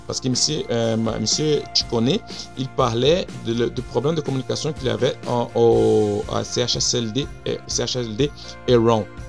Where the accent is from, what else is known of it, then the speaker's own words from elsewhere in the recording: Brazil; French is a second language; now in Montreal, Canada; je viens du Brésil